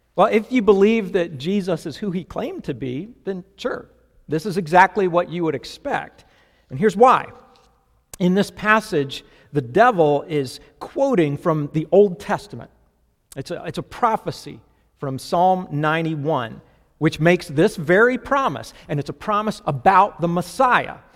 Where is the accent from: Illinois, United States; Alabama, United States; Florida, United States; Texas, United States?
Florida, United States; I grew up mostly in Florida